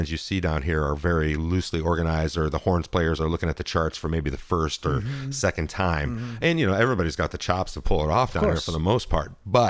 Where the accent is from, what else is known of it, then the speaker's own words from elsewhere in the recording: Moline, Illinois, United States; moved away as an adult; also born or lived in Chicago, Illinois; so I grew up in Moline, Illinois, which is about 3 hours west of Chicago. It's like in a community of about 100,000 people. But so I moved to Chicago and went to college